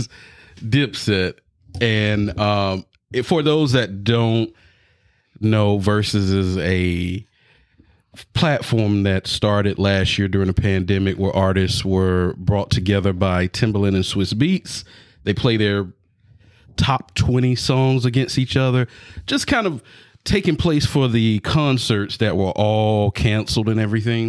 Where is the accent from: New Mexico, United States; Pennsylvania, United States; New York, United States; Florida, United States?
Florida, United States; now you know you in Florida now